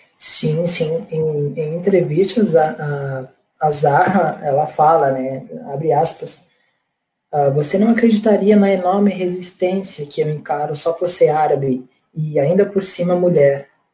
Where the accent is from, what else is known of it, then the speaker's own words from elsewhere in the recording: about 40 km from Natal, Rio Grande do Norte, Brazil; Eu sou natural do Rio Grande do Norte, de Natal, mais precisamente a 40 quilômetros mais ou menos da capital, mais interior